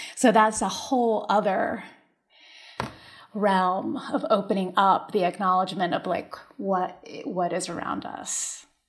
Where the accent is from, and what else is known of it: Berkeley Heights, New Jersey, United States; born or raised there; English is a second language; also born or lived in Puerto Rico